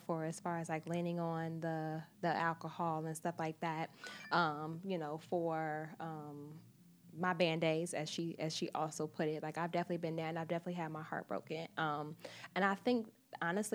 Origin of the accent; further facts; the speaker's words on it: Chicago, Illinois, United States; now in New York, United States; I'm from Chicago. I'm from the Midwest. I moved to New York by myself.